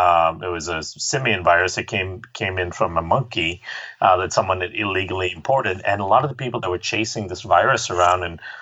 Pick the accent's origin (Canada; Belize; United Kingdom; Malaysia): Malaysia; also born or lived in India; I grew up in Malaysia and India, so I spent a lot of time in her clinics with her